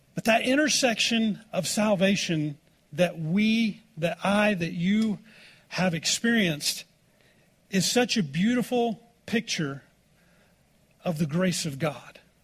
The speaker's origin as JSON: {"language": "English", "region": "Oklahoma", "country": "United States", "tie": "born or raised there", "said": "growing up in Oklahoma"}